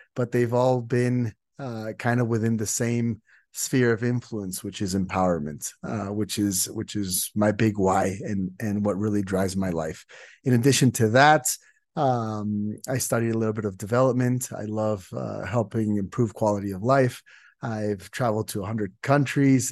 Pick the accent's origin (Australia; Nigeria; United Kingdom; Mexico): Mexico; I'm from Mexico